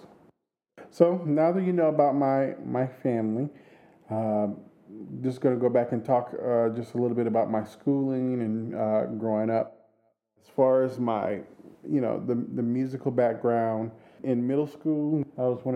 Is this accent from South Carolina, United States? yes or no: yes; Orangeburg, South Carolina, United States; I am from Orangeburg, South Carolina, which is a small town outside of Columbia, South Carolina.